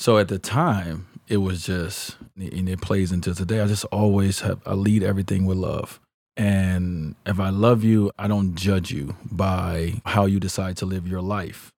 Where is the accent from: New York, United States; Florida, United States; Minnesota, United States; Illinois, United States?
Illinois, United States; Chicago; I grew up in Chicago